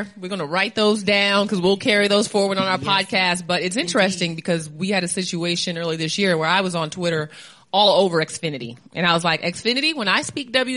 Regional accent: Atlanta, Georgia, United States; I'm from Atlanta

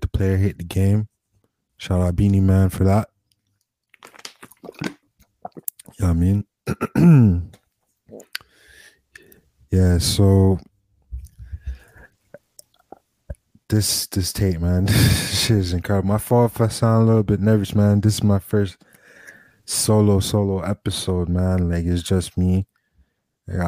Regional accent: Miami, Florida, United States; I'm from Miami

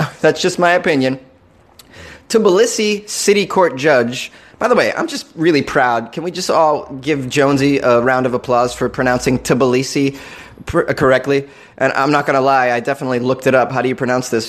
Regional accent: Massachusetts, United States; a fellow masshole.

